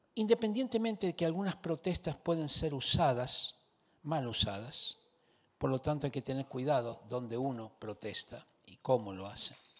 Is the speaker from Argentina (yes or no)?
yes; Argentina; now in Chile; Yo vine a este país yo soy argentino, vine a este país hace 41 años atrás